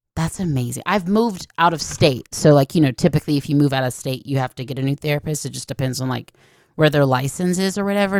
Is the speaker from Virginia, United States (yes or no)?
no; Atlanta, Georgia, United States; I grew up in Atlanta